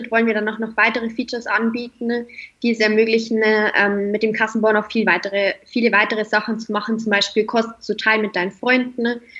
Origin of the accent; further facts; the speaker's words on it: Bavaria, Germany; now in Stuttgart, Germany; Ich komme eigentlich aus Münchner Bereich und bin mittlerweile nach Stuttgart gezogen